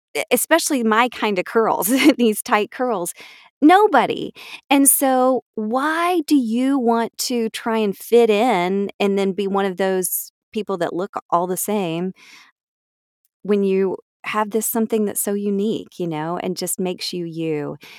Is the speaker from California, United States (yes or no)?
no; Atlanta, Georgia, United States; I was born here in Atlanta